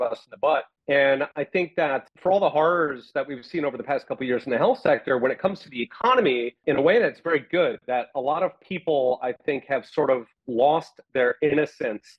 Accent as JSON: {"language": "English", "town": "Philadelphia", "region": "Pennsylvania", "country": "United States", "tie": "born or raised there", "also_born_or_lived": "Taiwan", "moved": "yes", "said": "I grew up in Philadelphia"}